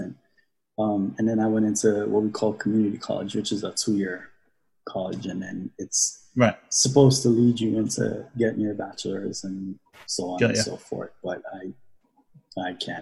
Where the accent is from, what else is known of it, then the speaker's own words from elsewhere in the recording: Trinidad & Tobago; now in United States; I grew up in Trinidad in the Caribbean